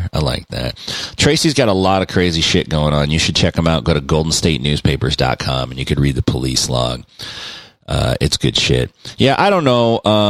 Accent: Mexico; I'm here from Mexico.

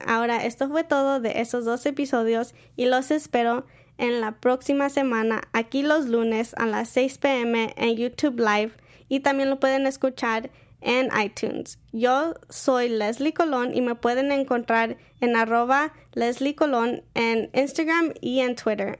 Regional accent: Mexico; now in United States; nosotros como mexicanos no hacemos bridal shower ni bachelorette party

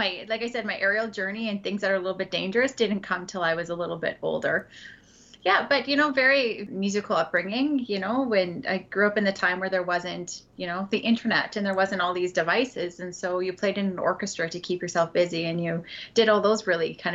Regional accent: Edmonton, Alberta, Canada; I grew up in Edmonton, Alberta

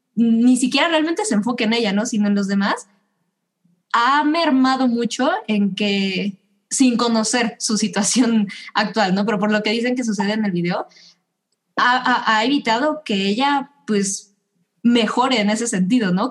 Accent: Mexico

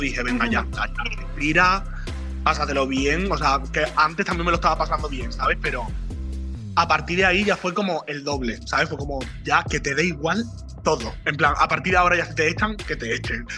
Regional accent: Jerez de la Frontera, Andalusia, Spain; moved away; cuando yo me fui de Jerez

